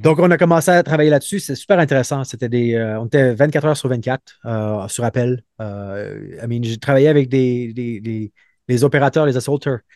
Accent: Montreal, Quebec, Canada; moved away as an adult; also born or lived in Brazil / Trois-Rivières / Calgary; je viens de Montréal où euh, j'ai grandi auprès de deux parents qui sont euh, psychologues

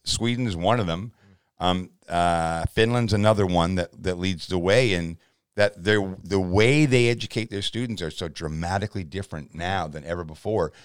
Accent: Canada; as a Canadian citizen in my fifth decade

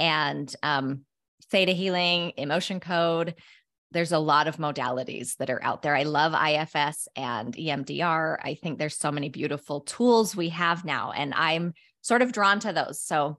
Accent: Utah, United States; I grew up in Cache Valley, Utah, just a little town in northern Utah, and loved spending time outside.

